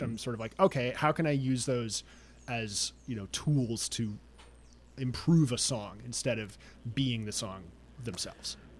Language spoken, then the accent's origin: English; New York, United States; Growing up in New York